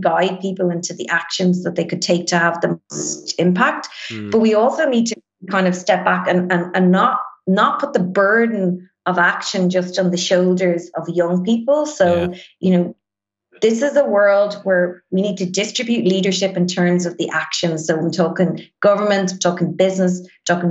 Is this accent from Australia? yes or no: no; Ireland; we as Irish people really have kind of grown up in this consumerist society